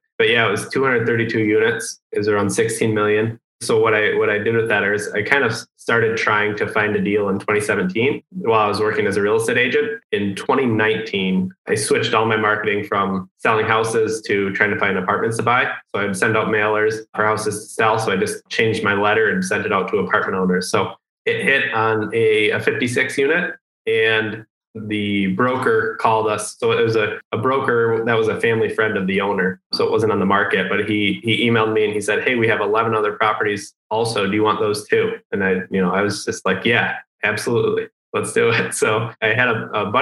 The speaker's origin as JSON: {"language": "English", "area": "Metro Detroit", "region": "Michigan", "country": "United States", "tie": "born or raised there", "said": "I grew up in Michigan, Metro Detroit, like half hour, 20 minutes north of Ann Arbor."}